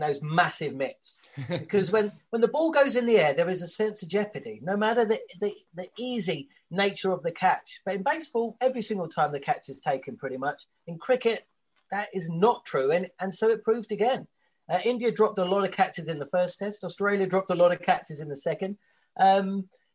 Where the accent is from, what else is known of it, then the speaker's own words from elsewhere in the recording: England, United Kingdom; As a kid growing up in England